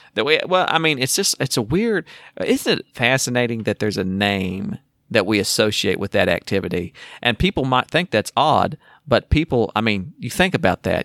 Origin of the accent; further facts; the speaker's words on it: Texas, United States; I'm from Texas